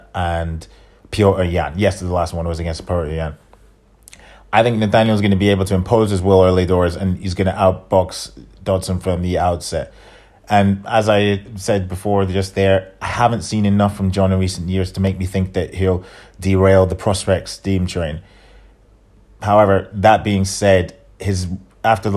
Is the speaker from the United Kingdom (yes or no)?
yes; England, United Kingdom; I'm an Englishman, as I'm a European